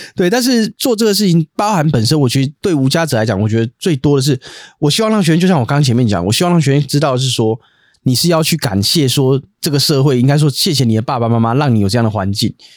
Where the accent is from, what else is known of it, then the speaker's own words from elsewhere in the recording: Taipei, Taiwan; 我小时候住在那个东园街，就台北市东园街那里